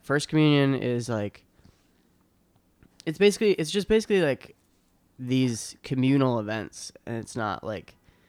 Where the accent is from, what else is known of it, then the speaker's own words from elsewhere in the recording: Boston, Massachusetts, United States; South Shore, Boston.